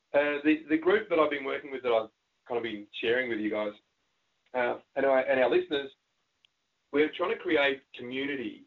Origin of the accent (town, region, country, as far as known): Australia